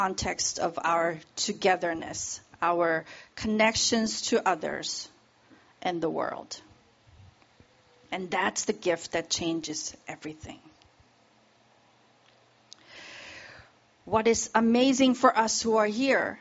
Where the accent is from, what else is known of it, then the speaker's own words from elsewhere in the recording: South Korea; English is a second language; now in United States; I grew up in Korea, where pretty much everyone is Korean